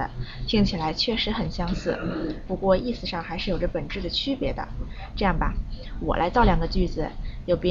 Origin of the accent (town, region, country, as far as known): China